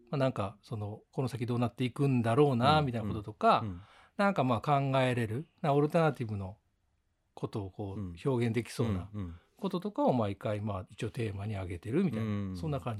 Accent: Yawata, Kyoto, Japan; moved away as an adult; also born or lived in New York; now in Osaka, Japan; 八幡で生まれ育って、うん、20年ぐらいはずっと八幡なんですよね

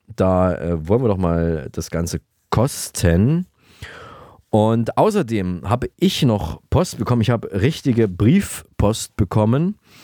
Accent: Saalfeld-Rudolstadt, Thuringia, Germany; moved away; Was gibt es Neues aus Saalfeld-Rudolstadt? Was ist in meiner alten Heimat passiert in den letzten zwei Wochen?

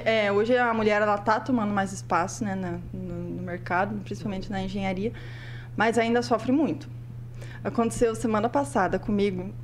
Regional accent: Prudentópolis, Paraná, Brazil; eu sou lá de Prudentópolis

